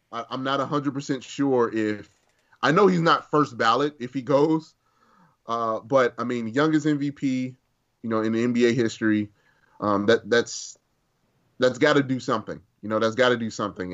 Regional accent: Chicago, Illinois, United States; I grew up in West Inglewood

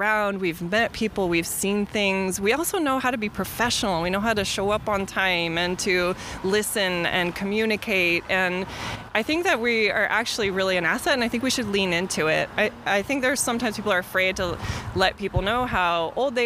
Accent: Bay Area, California, United States; I actually live in the Bay Area. I'm from the Bay Area.

